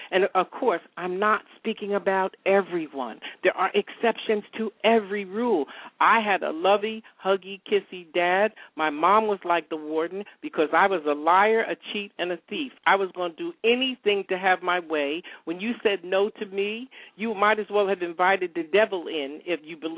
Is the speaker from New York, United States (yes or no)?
yes; upstate New York, United States; moved away as an adult; I'm a New Yorker, I moved from upstate New York, went to school with George Pataki, the former governor